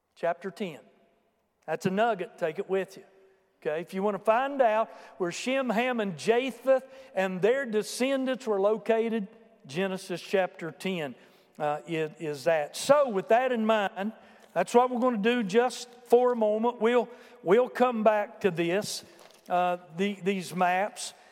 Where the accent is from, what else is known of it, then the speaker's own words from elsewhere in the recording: United States; Americans are unique